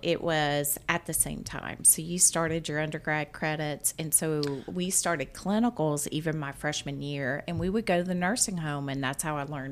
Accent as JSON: {"language": "English", "town": "Hereford", "region": "Texas", "country": "United States", "tie": "born or raised there", "moved": "yes", "lives_now": "Baton Rouge, United States", "said": "I'm originally from Hereford, like the cow, because that's what it was named after, is a cow."}